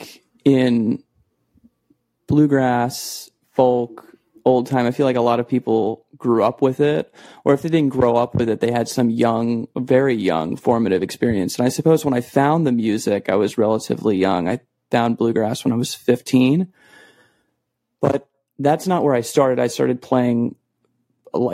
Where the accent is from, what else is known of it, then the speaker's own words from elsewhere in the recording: Arizona, United States; I grew up in Arizona